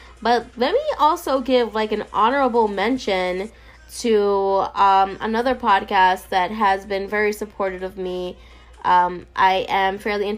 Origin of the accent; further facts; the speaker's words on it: New York City, New York, United States; I'm from New York